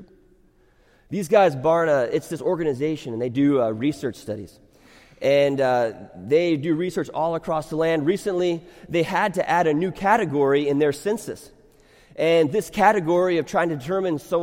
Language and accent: English; United States; I am an American, but I am not just an American who happens to be a Christian